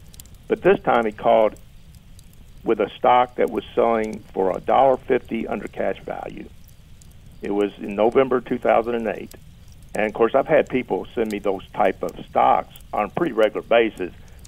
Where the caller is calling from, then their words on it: Crestwood, Kentucky, United States; Crestwood, Kentucky.